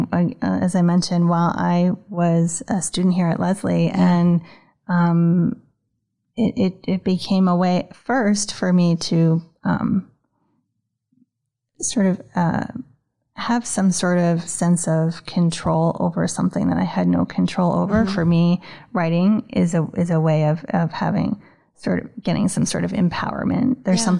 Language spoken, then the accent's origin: English; New York, United States; moved away as an adult; now in Boston, United States; I grew up in New York, and when I moved here, I originally came for graduate school